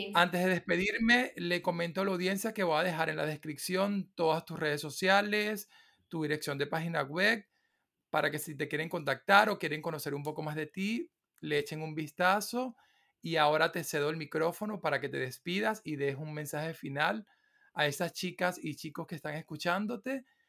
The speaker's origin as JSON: {"language": "Spanish", "country": "Venezuela", "said": "yo soy de Venezuela"}